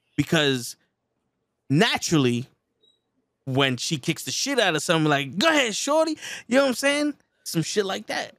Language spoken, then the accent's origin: English; New York City, New York, United States; growing up in the Bronx